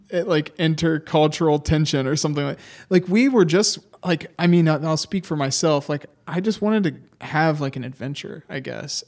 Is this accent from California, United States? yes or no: no; Ohio, United States; we are students from Ohio